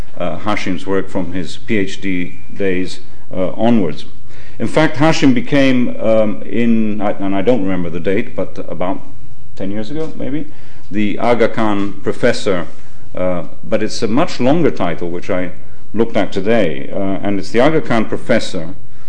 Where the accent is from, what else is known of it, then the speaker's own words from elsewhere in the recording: Rome, Lazio, Italy; moved away; I was brought up in Rome, I'm half Italian